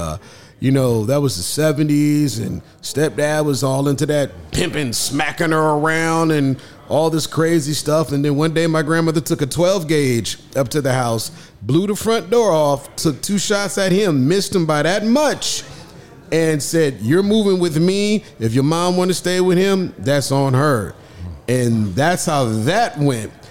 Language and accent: English; Omaha, Nebraska, United States; my hometown, Omaha